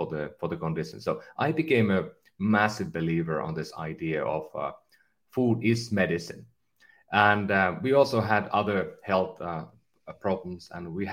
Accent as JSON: {"language": "English", "town": "Kempele", "region": "North Ostrobothnia", "country": "Finland", "tie": "born or raised there", "moved": "as an adult", "lives_now": "California, United States", "said": "I'm from a northern Finland small town called Kempele, and almost at the Arctic Circle"}